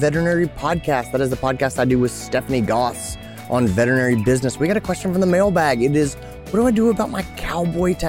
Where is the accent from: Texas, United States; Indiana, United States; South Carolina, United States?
South Carolina, United States; Greenville; my hometown in Greenville, South Carolina